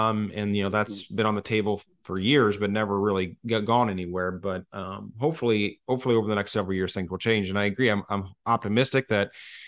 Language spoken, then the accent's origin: English; St. Louis, Missouri, United States; I grew up here in the St. Louis area.